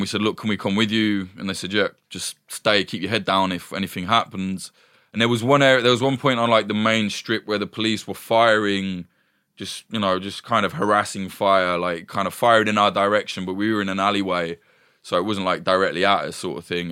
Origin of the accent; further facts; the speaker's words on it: East Midlands, United Kingdom; I'm from the East Midlands, from, like, a, a shitty little